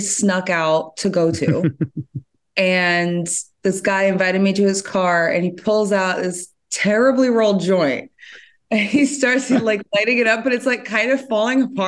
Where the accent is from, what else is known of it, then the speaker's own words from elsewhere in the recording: Montgomery, New York, United States; also born or lived in Bronx, New York; And then we moved upstate to a very small, very rural town called Montgomery, New York, population like 4,000 people. And so that's where I did like middle school and high school